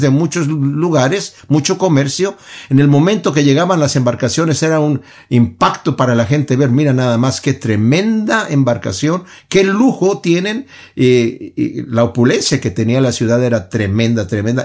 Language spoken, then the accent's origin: Spanish; Mexico; yo soy de México y en México veía a las personas golpeándose